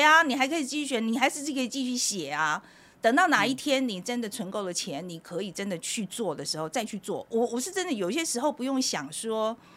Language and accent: Chinese; Taiwan; moved away; also born or lived in New York, United States; 我跟我老公要，为什么要从美国搬到台湾来，搬回台湾来